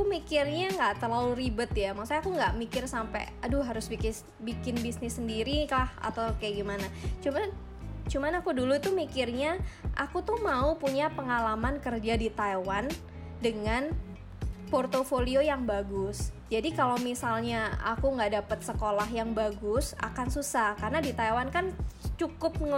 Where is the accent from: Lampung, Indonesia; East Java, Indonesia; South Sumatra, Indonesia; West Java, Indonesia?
East Java, Indonesia; Malang; karena kan aku dari Malang kan kalau misalnya orang-orang di Malang itu kayak papa mamanya punya kerjaan ya